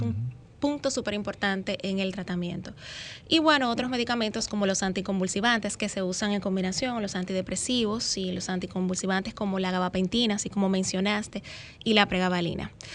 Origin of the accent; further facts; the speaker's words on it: Santiago de los Caballeros, Santiago, Dominican Republic; yo estoy ubicada, soy de Santiago